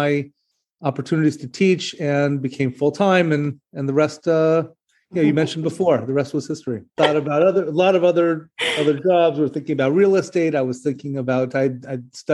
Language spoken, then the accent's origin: English; Seattle, Washington, United States; moved away as an adult; also born or lived in Israel; now in Memphis, United States; I grew up in Seattle and I attended Jewish day schools